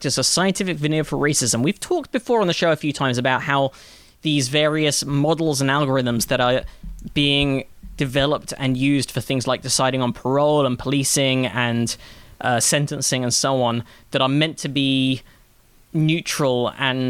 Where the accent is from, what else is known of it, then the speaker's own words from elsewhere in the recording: London, United Kingdom; growing up in London.